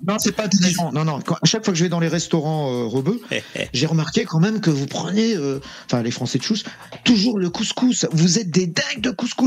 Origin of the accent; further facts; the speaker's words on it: France; Je suis né en France. Je suis né en France.